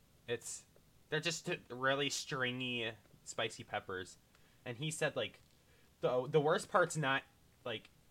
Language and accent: English; United States; I'm American